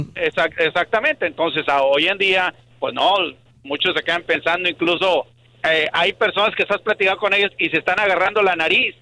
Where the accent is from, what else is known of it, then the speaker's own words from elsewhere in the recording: Mexico; moved away as an adult; also born or lived in Matamoros; now in United States; yo vengo de México, ya tengo más de 20 años aquí, en Estados Unidos. Y pues la costumbre que tenía yo en México, pues obviamente estamos hablando desde que pues, mis papás me educaban